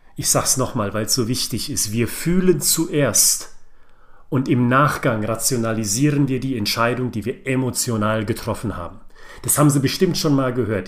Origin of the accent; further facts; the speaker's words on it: Frankfurt am Main, Hesse, Germany; ich bin ein Frankfurter Bub